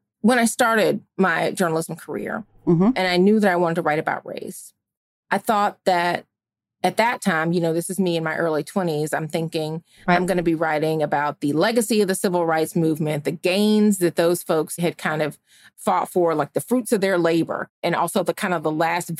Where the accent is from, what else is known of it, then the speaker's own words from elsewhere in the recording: Georgia, United States; Ahmaud Arbery, who had happened in my home state of Georgia, had just been killed.